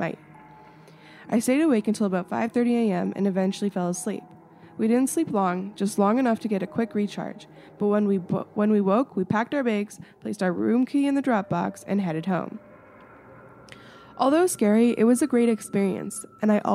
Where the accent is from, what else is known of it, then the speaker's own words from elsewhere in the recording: Canada; I'm in little old Canada where the polar bears are